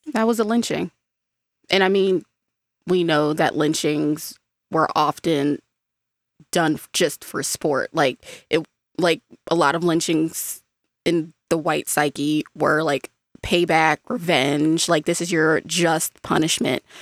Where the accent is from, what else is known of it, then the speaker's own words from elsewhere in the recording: United States; as an American